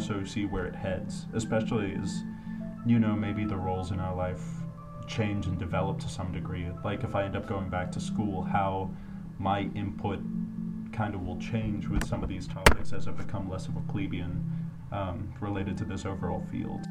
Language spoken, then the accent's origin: English; Denver, Colorado, United States; moved away as an adult; also born or lived in Australia / Boston; I'm originally from Australia, grew up in Denver, and went to school in Boston